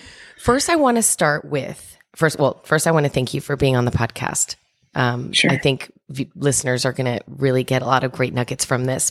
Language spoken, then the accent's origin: English; New Jersey, United States; I'm Cuban and I'm from New Jersey